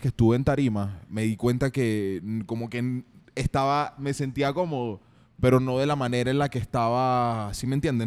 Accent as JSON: {"language": "Spanish", "town": "San Joaquín", "region": "Carabobo", "country": "Venezuela", "tie": "born or raised there", "also_born_or_lived": "Guacara", "moved": "yes", "lives_now": "Medellín, Colombia", "said": "soy de Venezuela, de San Joaquín, Estado Carabobo, nací en Guacara"}